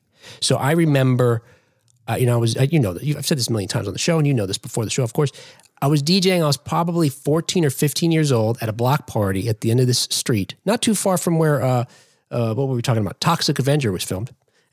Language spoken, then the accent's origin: English; New Jersey, United States; which is a publication that's out of New Jersey. You probably figured that out. That my home state